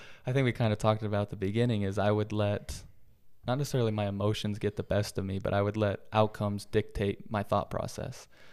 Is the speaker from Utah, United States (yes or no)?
yes; Utah, United States; moved away as an adult; also born or lived in Oregon; going from Utah, born and raised in Utah my whole life, then going to Oregon